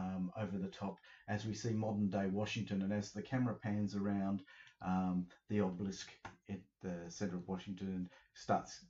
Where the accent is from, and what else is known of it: Australia